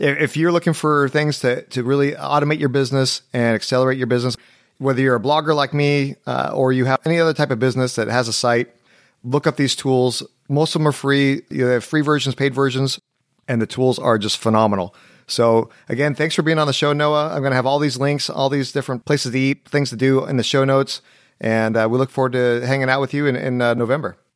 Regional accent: Anaheim, California, United States; now in Nashville, United States; California where, where I'm from

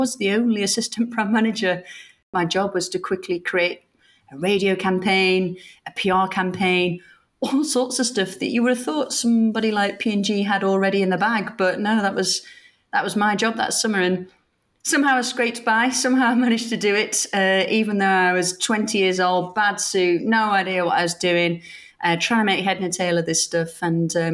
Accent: Sheffield, Yorkshire and the Humber, United Kingdom; I was brought up in Sheffield

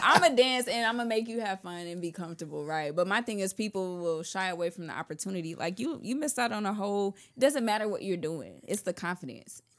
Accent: Houston, Texas, United States; I'm from the South, the real South Texas

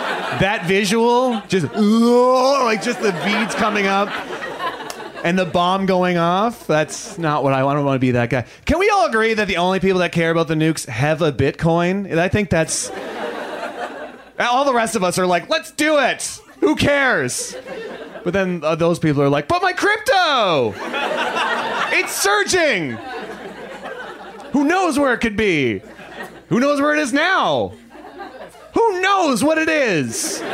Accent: Canada; moved away as an adult; now in Los Angeles, United States; I've almost been in LA for almost a year, which is, I moved here from Canada about a year ago.

